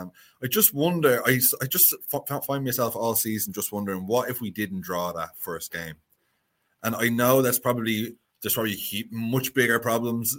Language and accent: English; Dublin, Leinster, Ireland; moved away as an adult; now in Wicklow, Ireland; I grew up in Dublin. I was there for 30 years.